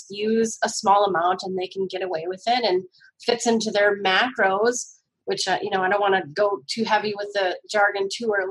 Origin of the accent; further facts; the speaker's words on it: Northern United States, United States; You know, I'm not a degenerate Yankee, but I am a Northerner.